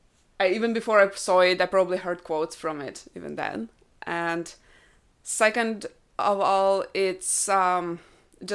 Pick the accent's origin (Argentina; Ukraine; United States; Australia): Ukraine; first language Russian; English is a second language; I am myself Ukrainian. I am a Russian speaker, though. So I'm not Russian, but I am a Russian speaker. It's my native language.